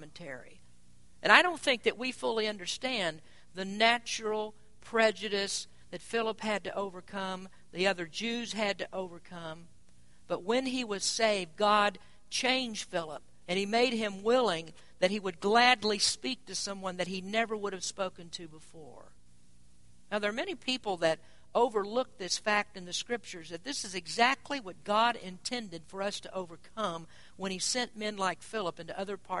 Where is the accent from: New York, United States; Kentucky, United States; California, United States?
Kentucky, United States; moved away; where I grew up in Kentucky